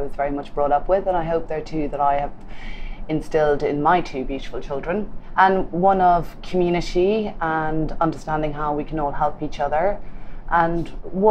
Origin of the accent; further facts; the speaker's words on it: Galway, Connacht, Ireland; moved away; I come from the west coast of Ireland, from Galway